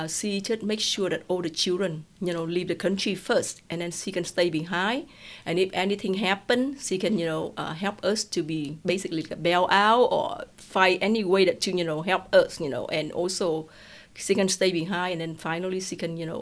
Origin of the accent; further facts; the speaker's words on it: Nha Trang, Khanh Hoa, Vietnam; English is a second language; moved away as an adult; also born or lived in Saigon, Vietnam; now in United States; that's where I was born in Nha Trang.